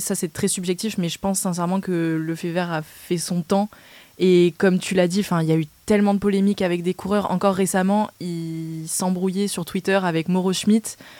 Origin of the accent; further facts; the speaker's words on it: France; en tant que bon français et supporter du 15 de France